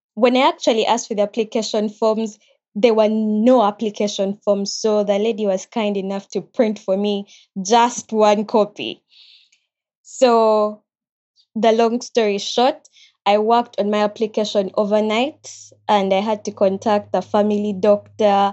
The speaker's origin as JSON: {"language": "English", "country": "Uganda", "moved": "as an adult", "lives_now": "Japan", "said": "I'm from Uganda"}